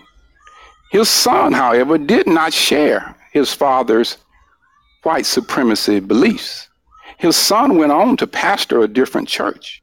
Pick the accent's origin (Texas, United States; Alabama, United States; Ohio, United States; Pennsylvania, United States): Alabama, United States; my home state of Alabama